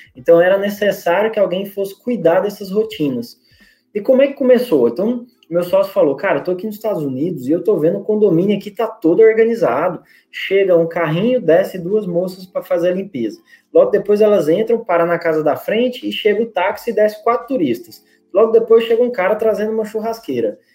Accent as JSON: {"language": "Portuguese", "region": "Goiás", "country": "Brazil", "also_born_or_lived": "Rio Grande do Norte", "moved": "yes", "lives_now": "Natal, Brazil", "said": "Eu sou goiano, mas eu moro aqui no estado há 20 anos"}